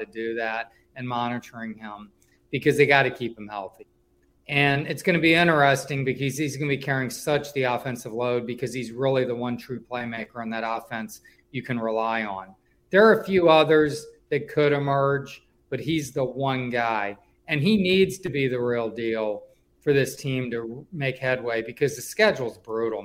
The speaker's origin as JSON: {"language": "English", "town": "Richmond", "region": "Virginia", "country": "United States", "moved": "yes", "said": "I come from Richmond"}